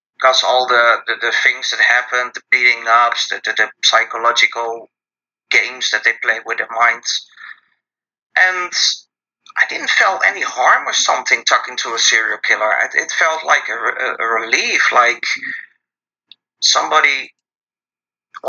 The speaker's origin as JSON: {"language": "English", "country": "Netherlands", "said": "I'm from the Netherlands"}